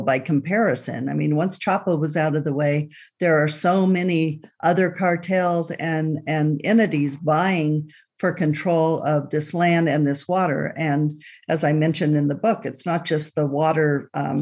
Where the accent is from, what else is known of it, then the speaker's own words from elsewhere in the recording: Boulder City, Nevada, United States; I grew up in Boulder City, Nevada, and the family home is still, my mother's still in the family home overlooking Lake Mead